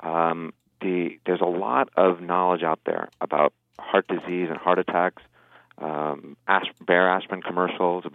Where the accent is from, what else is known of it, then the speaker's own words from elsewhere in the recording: New Jersey, United States; I was born and raised in New Jersey